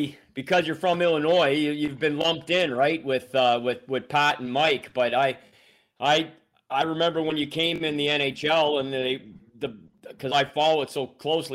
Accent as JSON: {"language": "English", "region": "Ontario", "country": "Canada", "tie": "born or raised there", "also_born_or_lived": "Montreal, Quebec", "said": "I was born in Montreal. I lived the first 7 years of my life in the province of Quebec. And when we moved to where I say I grew up, which is a rural road about 30 miles south of Ottawa"}